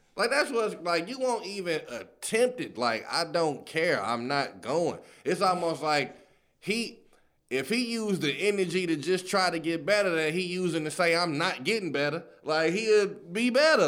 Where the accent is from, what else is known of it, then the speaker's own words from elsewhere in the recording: Chicago, Illinois, United States; I'm from the Chi.